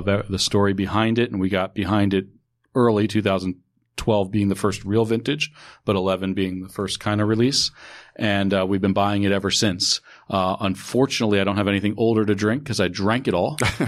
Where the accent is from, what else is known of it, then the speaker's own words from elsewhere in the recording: New York, United States; So, I grew up in New York.